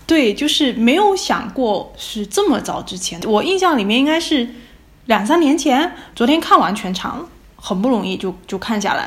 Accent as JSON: {"language": "Chinese", "region": "Fujian", "country": "China", "moved": "yes", "lives_now": "Utrecht, Netherlands", "said": "我是福建人，普通话并不是非常标准"}